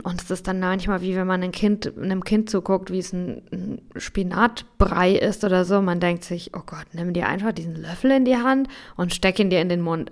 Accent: Germany; bei uns in Deutschland

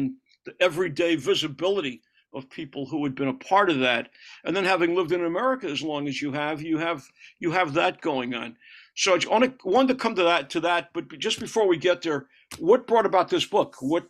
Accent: United States; moved away as an adult; now in France; Those of us who are living here in Europe, even though obviously I'm an American

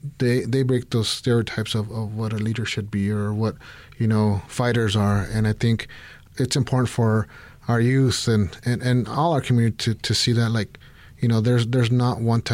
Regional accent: Mexico City, Mexico; now in Albuquerque, United States; I'm originally from Mexico City, and I came here in 82 and have been a longtime Burke resident.

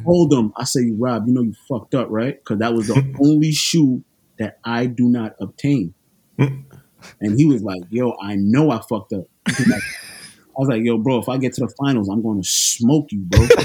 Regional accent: New York City, New York, United States; I'm from New York City, Brooklyn, to be exact.

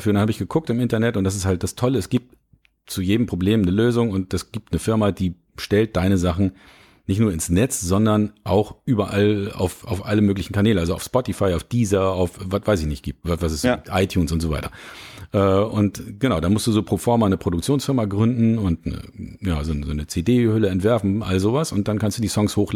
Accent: Lübeck, Schleswig-Holstein, Germany; now in Hamburg, Germany; Ich komme ja ursprünglich aus Lübeck und ich bin 98 nach Hamburg gekommen

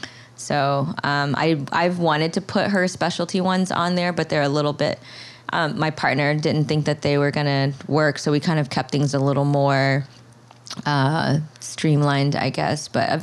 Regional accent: Florida, United States; moved away as an adult; also born or lived in Cambodia; now in Brooklyn, United States; I'm from Florida

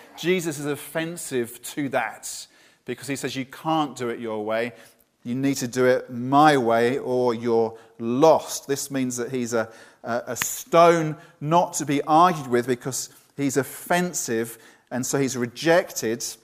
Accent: Brighton, South East England, United Kingdom; also born or lived in Bournemouth; now in Poole, United Kingdom; my hometown was Brighton

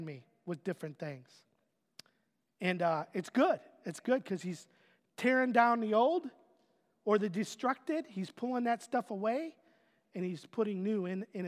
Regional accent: Otisville, United States; moved away; my hometown of Otisville

